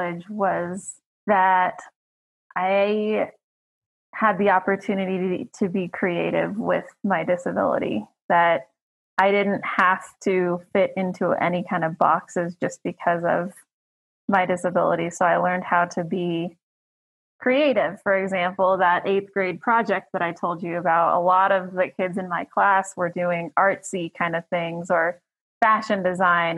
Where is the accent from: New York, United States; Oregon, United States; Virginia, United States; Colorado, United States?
Colorado, United States; Fort Collins; also born or lived in Texas; I was born in Colorado